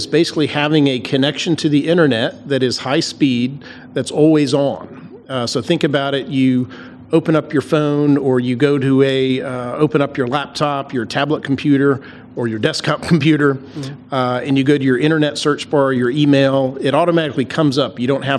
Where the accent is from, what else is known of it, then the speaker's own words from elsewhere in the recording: Atlanta, Georgia, United States; moved away as an adult; now in Virginia, United States; Yeah, so we came up to Virginia back in 2004. So I was born and raised in Atlanta, Georgia.